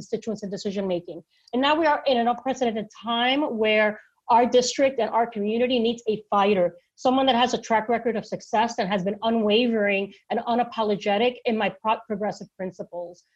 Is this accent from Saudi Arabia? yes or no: no; Puerto Rico; now in New York City, United States; Born and raised in Puerto Rico.